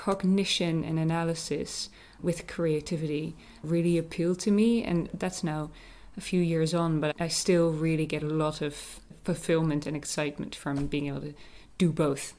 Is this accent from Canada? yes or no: no; Netherlands; moved away as an adult; also born or lived in Sweden / California; now in Northern Ireland, United Kingdom; I'm from the Netherlands